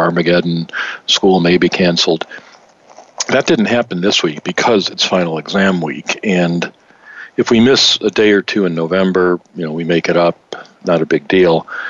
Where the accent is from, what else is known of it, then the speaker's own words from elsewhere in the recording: Michigan, United States; moved away; my home state of Michigan